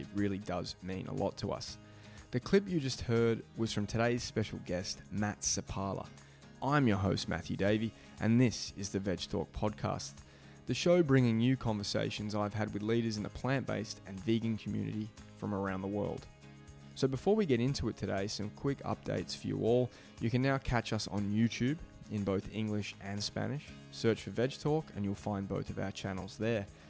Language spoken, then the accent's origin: English; Melbourne, Victoria, Australia; also born or lived in Adelaide; we're here today back in Beaumaris, my hometown